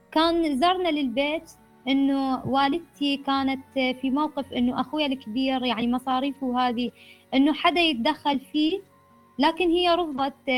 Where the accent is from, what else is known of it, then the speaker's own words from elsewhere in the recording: Iraq; مجتمعنا العراقي